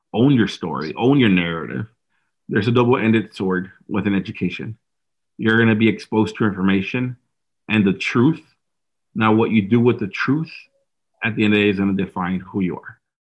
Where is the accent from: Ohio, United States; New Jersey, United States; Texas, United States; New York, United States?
Texas, United States; Dallas; I was born and raised in Dallas in South Oak Cliff, which is the inner city neighborhood.